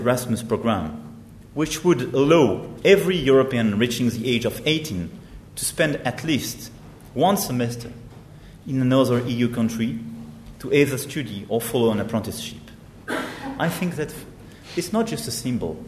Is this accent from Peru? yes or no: no; France; our responsibility as French